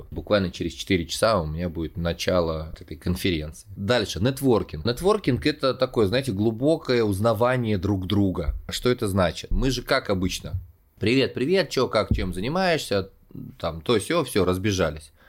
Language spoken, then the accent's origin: Russian; Kostroma, Kostroma Oblast, Russia; also born or lived in Saint Petersburg / Kazan / Spain; now in Moscow, Russia; из Костромы в Санкт-Петербург, потом пожил в Казани, в Испании, как я шучу, и вот, наконец-таки, я стал коренным москвичом.